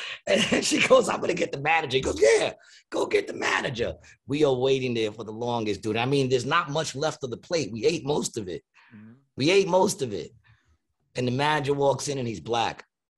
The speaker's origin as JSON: {"language": "English", "town": "New York City", "region": "New York", "country": "United States", "tie": "born or raised there", "said": "I said I was raised Greek, and they deemed it racist because I said I was born in Astoria. My mother raised me Greek."}